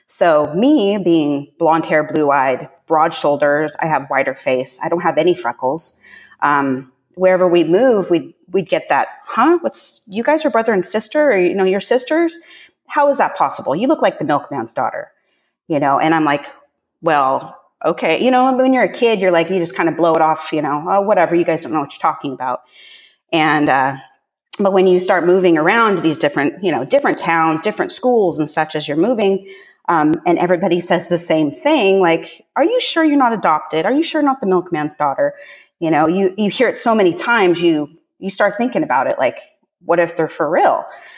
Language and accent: English; Pacific Northwest, United States; also born or lived in Northern California; I was born in Northern California when my parents first got together, and they proceeded to move north to the Pacific Northwest.